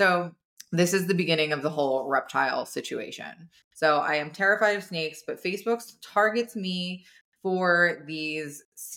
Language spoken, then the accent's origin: English; New Jersey, United States; we're all from New Jersey.